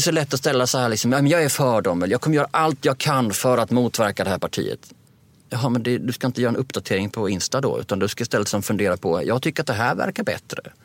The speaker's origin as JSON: {"language": "Swedish", "country": "Sweden"}